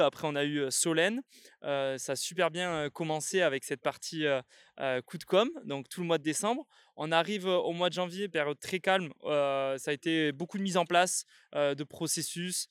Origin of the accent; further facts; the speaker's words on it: south of France, France; je viens du sud de la France.